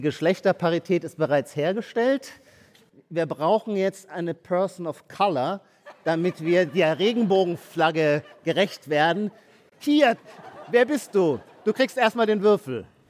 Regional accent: Baden-Württemberg, Germany; Ich komme auch aus Baden-Württemberg.

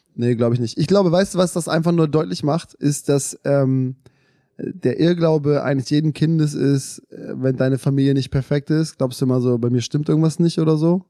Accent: Germany; Wir, wir, wir sind in Deutschland aufgewachsen

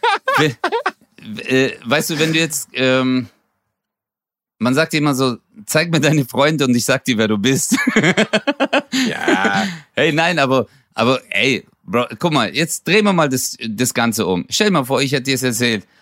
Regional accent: Stuttgart, Baden-Württemberg, Germany; Ich bin zwar in Stuttgarthausen aufgewachsen, aber die Gegend drumherum ist halt schon idyllisch

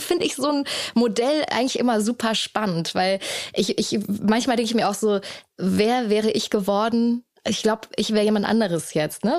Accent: Hamburg, Germany; in meiner Heimatstadt

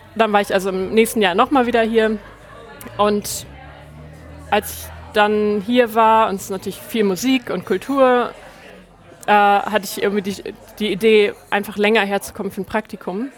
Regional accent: Lower Saxony, Germany; moved away as an adult; also born or lived in Hamburg; now in Reykjavik, Iceland; ich bin in der Nähe von Hamburg aufgewachsen und dann habe ich ja, neun Jahre, glaube ich, in Hamburg gelebt

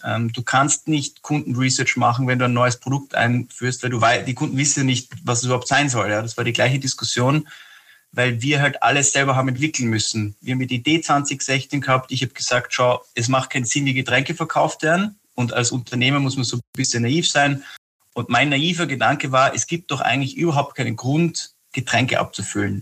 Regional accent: Austria; also born or lived in Scotland; als Österreicher

